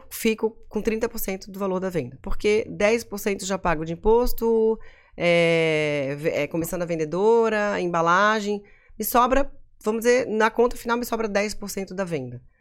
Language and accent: Portuguese; Florianópolis, Santa Catarina, Brazil; Porque assim, a BK, pô, eu sou manezinha, meus pais tiveram loja, as pessoas sabem de onde eu sou, sabem onde eu moro.